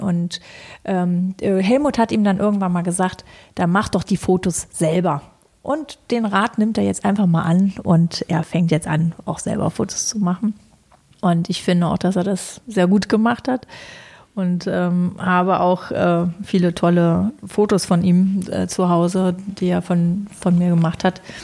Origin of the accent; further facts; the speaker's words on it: Berlin, Germany; freie Schnauze, wie man so als Berliner halt so ist